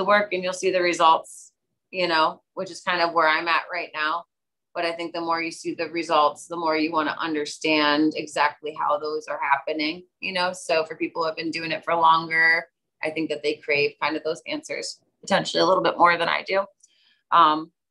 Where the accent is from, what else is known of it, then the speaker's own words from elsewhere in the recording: Ohio, United States; now in Hillsdale; I'm from Ohio